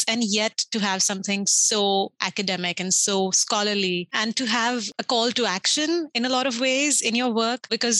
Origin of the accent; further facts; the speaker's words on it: India; growing up in India